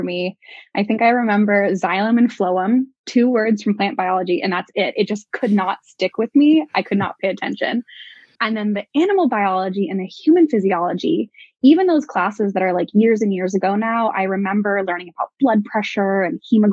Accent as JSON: {"language": "English", "town": "Portland", "region": "Oregon", "country": "United States", "tie": "born or raised there", "also_born_or_lived": "Bay Area, California", "said": "I grew up in Oregon, and I'm from Portland"}